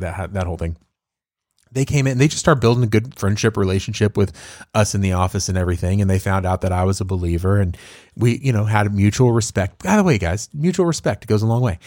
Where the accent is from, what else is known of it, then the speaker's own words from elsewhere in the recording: Tyler, Texas, United States; I grew up there